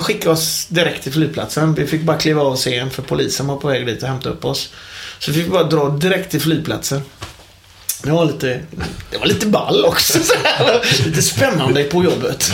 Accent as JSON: {"language": "Swedish", "town": "Gothenburg", "region": "Västra Götaland", "country": "Sweden", "said": "jag är en ung pojk på 43 år från Hisingen i Göteborg"}